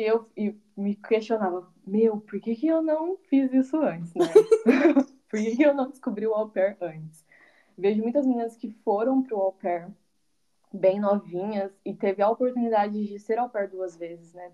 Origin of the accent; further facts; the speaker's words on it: Carlópolis, Paraná, Brazil; moved away as an adult; also born or lived in Londrina, Brazil / United States; now in Netherlands; eu sou natural do, do estado do Paraná, numa cidadezinha do interior chamada Carlópolis, mas com 17 anos eu me mudei para Londrina